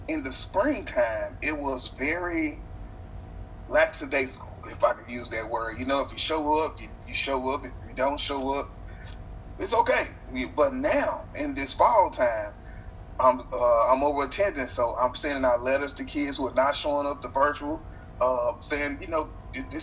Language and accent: English; Shreveport, Louisiana, United States; moved away as an adult; now in Houston, United States; I was a para in Shreveport, Louisiana, which is my hometown